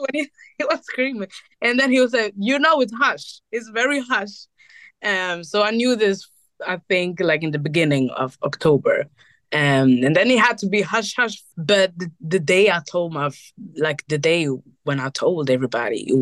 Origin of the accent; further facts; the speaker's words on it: Burundi; also born or lived in Rwanda; I'm from Burundi. I'm half Burundi, half Rwandese